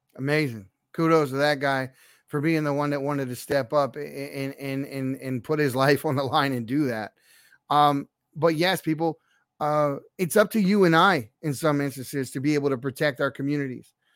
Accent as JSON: {"language": "English", "town": "Baltimore", "region": "Maryland", "country": "United States", "said": "I'm from Baltimore City"}